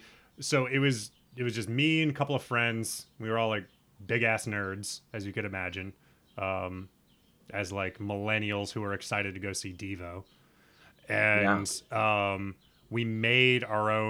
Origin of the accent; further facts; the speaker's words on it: Nebraska, United States; moved away; I'm from the Midwest. I'm from Nebraska.